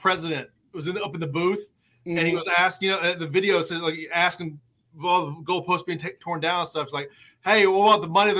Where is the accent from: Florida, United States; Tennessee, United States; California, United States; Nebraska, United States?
Tennessee, United States; I was raised in Tennessee, all that stuff.